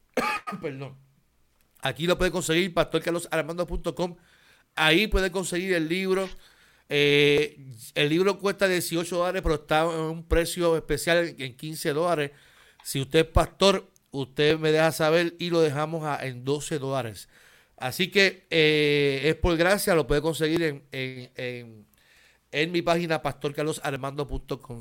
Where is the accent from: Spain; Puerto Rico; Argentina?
Puerto Rico; Carolina; Yo soy de Carolina.